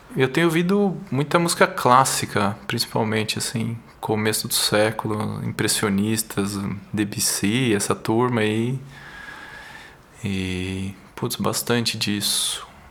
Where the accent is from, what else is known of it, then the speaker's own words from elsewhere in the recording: São Paulo, Brazil; also born or lived in São José dos Campos; Sim, sim, eu sou de São Paulo. Nasci aqui, morei um tempo no interior, São José dos Campos, mas depois voltei para cá para fazer faculdade de engenharia.